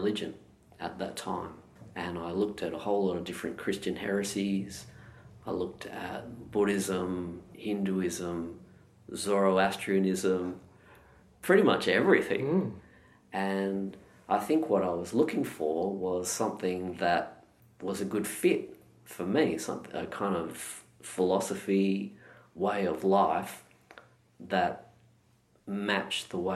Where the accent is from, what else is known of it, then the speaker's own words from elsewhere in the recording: Perth, Western Australia, Australia; now in Melbourne, Australia; I was born and raised in Perth